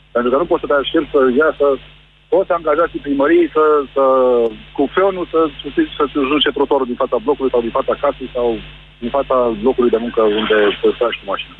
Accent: Craiova, Dolj, Romania; eu sunt din Craiova, nu sunt din București

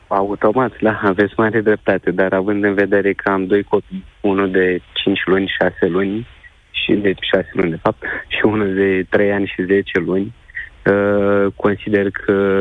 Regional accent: Galați, Galați County, Romania; Eu sunt și din estul țării, ca locație, să zic așa, da. sunt din Galați

